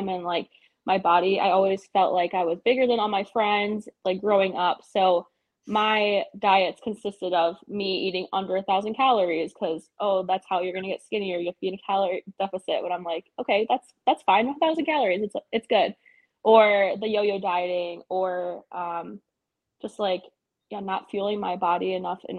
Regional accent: Milwaukee, Wisconsin, United States; moved away as an adult; also born or lived in Germany; I'm from Milwaukee, Wisconsin.

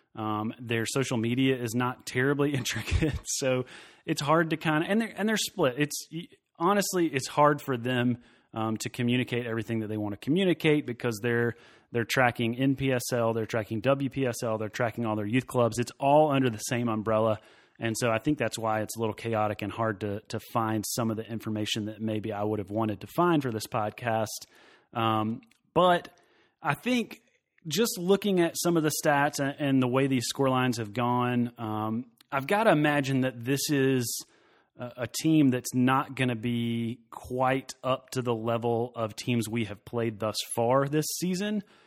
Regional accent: Knoxville, Tennessee, United States; moved away as an adult; now in Greenville, United States; I'm originally from the Knoxville area. I grew up there.

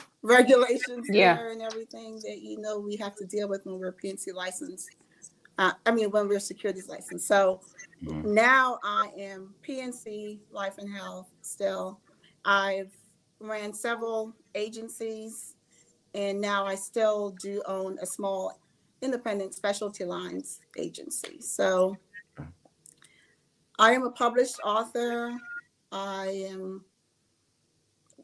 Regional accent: Jamaica; now in Georgia, United States; I was born in Jamaica. So that may be the only difference, is I was born in the Caribbean, in Jamaica. A very, very small town

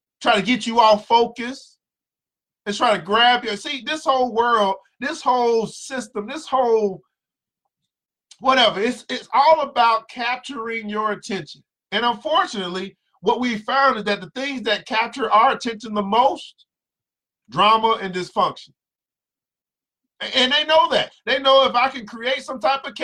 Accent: the South, United States; I'm from the South

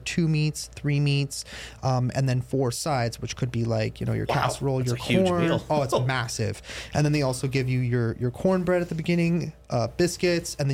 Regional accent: Canada; I'm from Canada

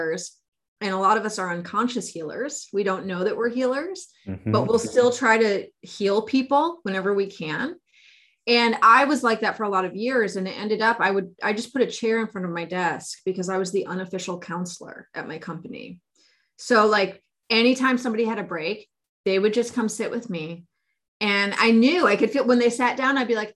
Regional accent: Bay Area, California, United States; I come from the Bay Area

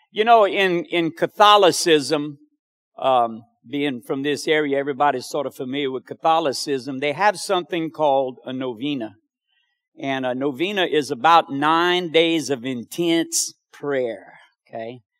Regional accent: New York, United States; I'm from New York. You can tell by the accent.

